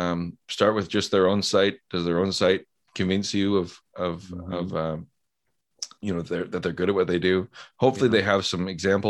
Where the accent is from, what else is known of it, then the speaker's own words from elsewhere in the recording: Canada; I'm also Canadian